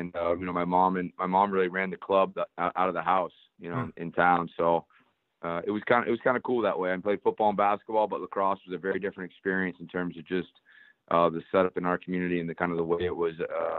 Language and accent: English; southern Maine, United States; moved away; I grew up in Maine, southern Maine, so not necessarily a lacrosse hotbed per se, but grew up playing a lot of different sports.